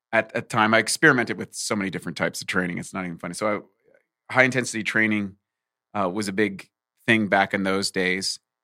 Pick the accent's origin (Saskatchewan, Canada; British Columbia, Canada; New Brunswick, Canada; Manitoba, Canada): New Brunswick, Canada; rural; moved away; also born or lived in Ontario / Vancouver, Canada; I was born in Ontario, and I grew up in the East Coast in rural New Brunswick